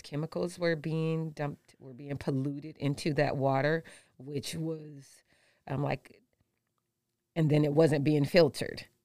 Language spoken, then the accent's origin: English; St. Louis, Missouri, United States; also born or lived in Detroit, Michigan; now in Nevada, United States; I am from Saint Louis.